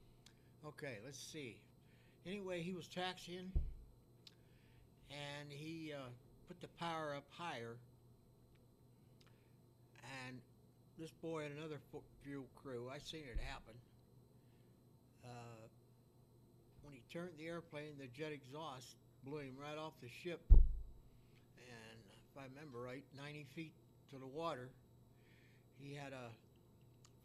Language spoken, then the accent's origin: English; Fairmont, West Virginia, United States; I was born in Fairmont, West Virginia.